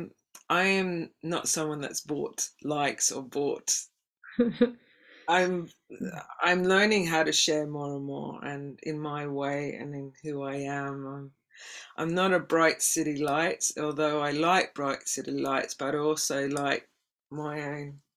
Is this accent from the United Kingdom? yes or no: no; Australia; moved away; being an Aussie